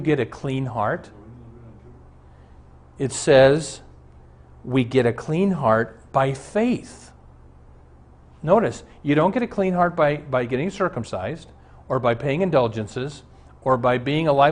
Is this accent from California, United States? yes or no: no; Omaha, Nebraska, United States; Our family doctor growing up in Omaha was Dr. Armbrust.